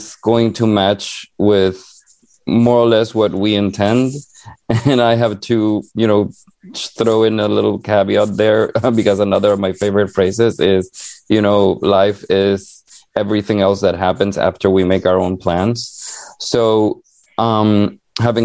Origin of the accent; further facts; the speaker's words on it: Honduras; now in United States; I was born and raised in Honduras, a small country and very poor in Central America